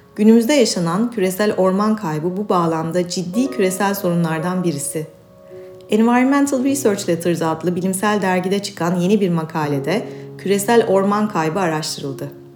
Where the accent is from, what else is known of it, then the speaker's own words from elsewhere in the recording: İzmir, Turkey; now in Istanbul, Turkey; İstanbul'da yaşayan ağaç, çiçek, hayvan, güneş, deniz meraklısı bir kedi ve iki çocuk annesi bir İzmirliyim